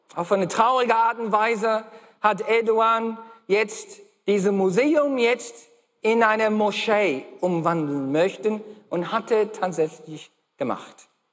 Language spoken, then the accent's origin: German; Australia; first language English; German is a second language; moved away; Ich bin gebürtiger Australier. Okay, bin in Australien geboren